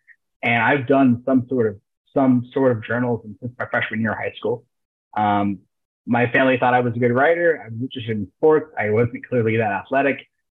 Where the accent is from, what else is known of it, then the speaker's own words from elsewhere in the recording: Key West, Florida, United States; I'm from Key West, by the way, down in South Florida.